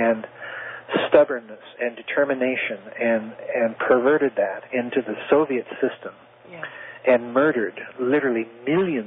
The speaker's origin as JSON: {"language": "English", "region": "South Dakota", "country": "United States", "tie": "born or raised there", "said": "I was raised in South Dakota where there were very few black people"}